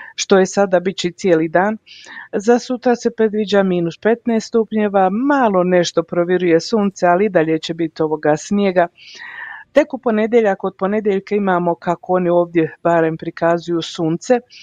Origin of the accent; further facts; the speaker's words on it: Mostar, Herzegovina-Neretva Canton, Bosnia & Herzegovina; now in Calgary, Canada; Ja sam iz Bosne i Hercegovine, u stvari ja sam iz Hercegovine iz Mostara